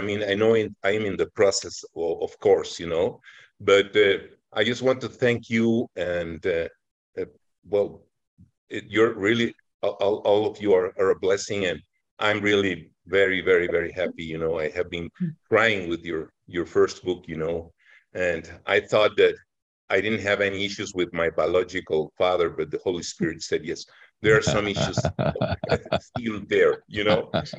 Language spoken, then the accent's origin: English; Mexico City, Mexico; now in Atlixco, Mexico; I'm from Mexico City, but I live in Atlixco, Puebla.